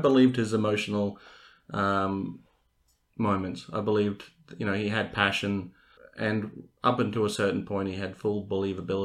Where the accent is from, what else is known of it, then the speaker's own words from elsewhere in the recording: Australia; as an Australian